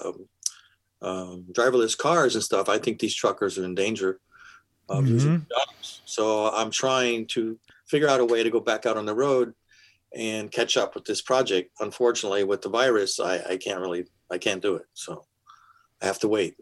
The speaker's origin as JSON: {"language": "English", "region": "California", "country": "United States", "tie": "born or raised there", "also_born_or_lived": "Pennsylvania / New York", "moved": "as an adult", "said": "My family was from Pennsylvania, and in the late 50s, my father and us, we drove across country to California"}